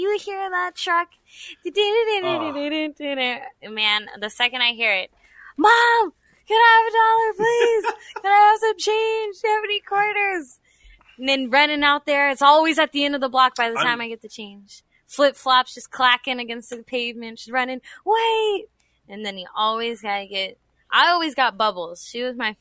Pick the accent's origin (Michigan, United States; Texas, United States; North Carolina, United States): Texas, United States; San Antonio; I'm from San Antonio